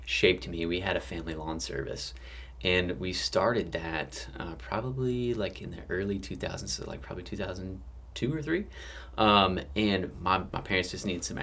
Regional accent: Memphis, Tennessee, United States; I am from Memphis, Tennessee, opposite side of the state.

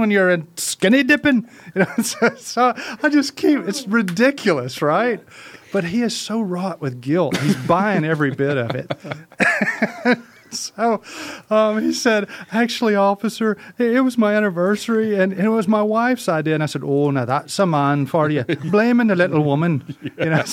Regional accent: Mississippi, United States; Let me put my real voice on here. I'm from Mississippi

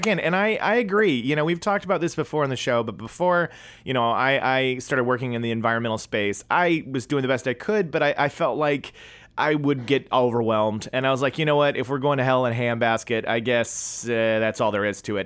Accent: California, United States; accent: American, California; my American accent, you know, my my California, you know, speaking in English

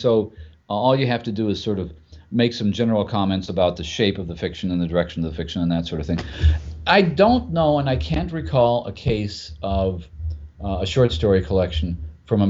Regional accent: United States; as an American reader

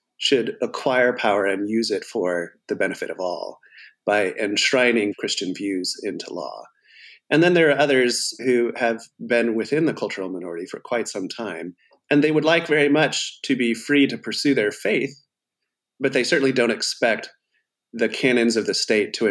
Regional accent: California, United States; moved away as an adult; also born or lived in Atlanta, Georgia / New Jersey / Boston; I grew up in California

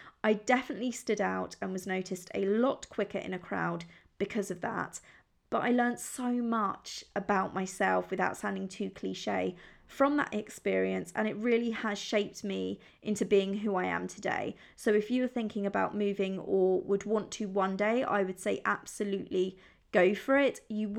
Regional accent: Italy; moved away; But as you might already know, I grew up in Italy, but I have lived all over the world. I have moved completely on my own to Rome, Barcelona, New York, Dublin, and London

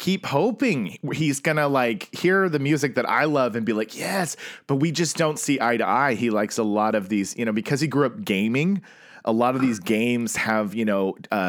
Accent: Oklahoma, United States; I grew up in Oklahoma

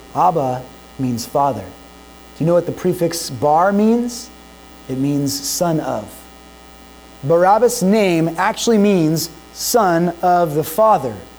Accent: United States; as American citizens

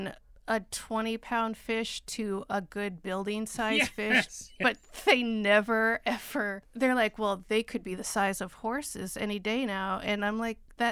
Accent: Midwest, United States; I'm from the Midwest

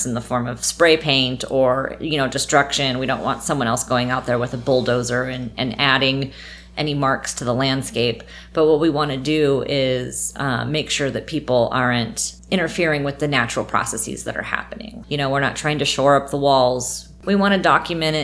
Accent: Paradise, California, United States; moved away as an adult; also born or lived in Nevada / Germany / Korea; My hometown of paradise has recently become relevant to my life again, so made the change and moved back up there about 2 years ago

